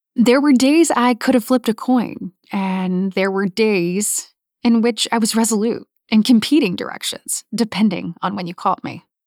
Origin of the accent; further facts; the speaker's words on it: Coffee County, Alabama, United States; Wesley and I each had jobs we never dreamed we would have growing up in Coleman and Coffee counties, respectively. We were both from more rural parts of Alabama